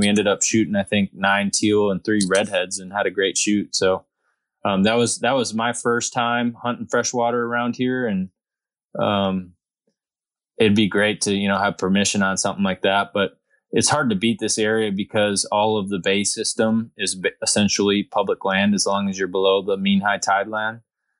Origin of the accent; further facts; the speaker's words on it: Wisconsin, United States; moved away as an adult; also born or lived in Texas coast; now in Texas, United States; I'm from Wisconsin and I have a pretty big group of friends that I grew up duck hunting with.